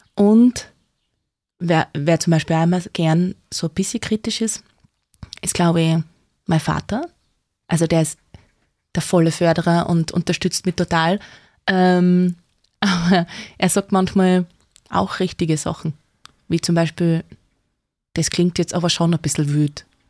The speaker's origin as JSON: {"language": "German", "town": "Neumarkt", "region": "Styria", "country": "Austria", "tie": "born or raised there", "said": "ich bin aus Neumarkt"}